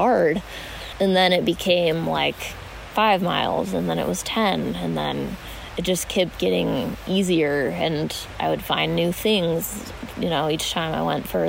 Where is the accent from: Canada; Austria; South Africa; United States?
United States; Pocatello, Idaho; also born or lived in Portales, New Mexico / Pennsylvania / Salt Lake City, Utah; I mostly grew up in Eastern Idaho and Pocatello